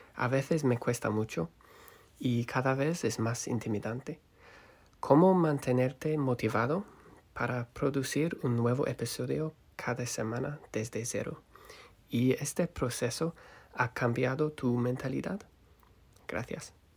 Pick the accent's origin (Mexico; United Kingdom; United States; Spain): United Kingdom; London; Spanish is a second language; soy de Londres